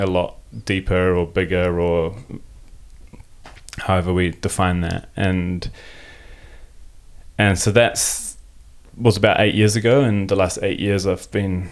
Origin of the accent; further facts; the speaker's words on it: New Zealand; first language German; English is a second language; I was born in Aotearoa, New Zealand. Aotearoa is the indigenous name for New Zealand, and have German parents. So I grew up in New Zealand to German parents